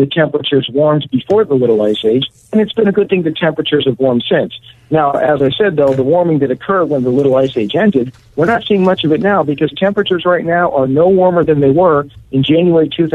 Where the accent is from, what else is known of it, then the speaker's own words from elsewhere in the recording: Connecticut, United States; when I was a kid in the 1970s growing up in Connecticut